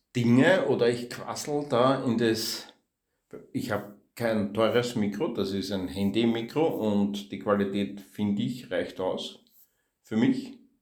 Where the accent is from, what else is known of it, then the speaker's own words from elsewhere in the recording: Austria; accent: geschert (rural Austrian dialect); also born or lived in Vienna; Ich war in einer Hauptschule, in einer Klosterhauptschule in Wien. Also zwei, dreimal im Jahr habe ich eine Strafe geschrieben, weil ich geschert geredet habe